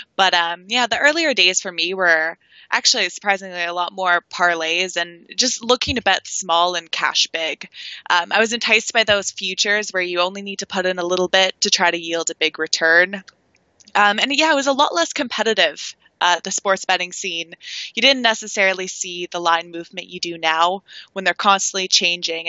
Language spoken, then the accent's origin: English; Toronto, Ontario, Canada; I've grown up in my whole life Toronto, Canada